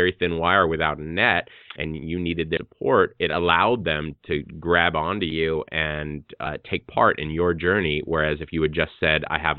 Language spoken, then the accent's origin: English; Hawaii, United States; I'm an artist from Hawaii